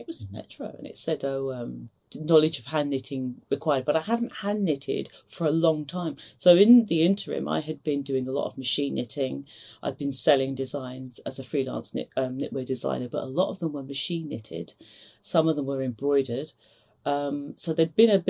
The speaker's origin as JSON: {"language": "English", "region": "London", "country": "United Kingdom", "tie": "born or raised there", "also_born_or_lived": "Edinburgh, Scotland", "moved": "as an adult", "said": "I grew up in East London"}